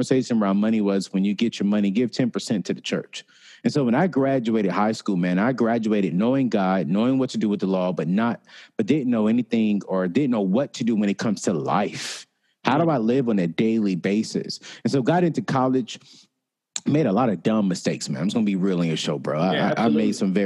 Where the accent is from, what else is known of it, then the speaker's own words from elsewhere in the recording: Raleigh-Durham area, North Carolina, United States; the same city that I grew up in the Raleigh-Durham area. And so, you know, that's where I grew up